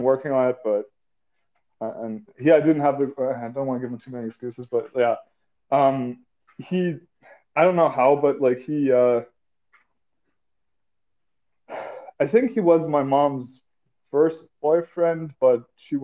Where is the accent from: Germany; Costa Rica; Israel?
Germany; I'm from Germany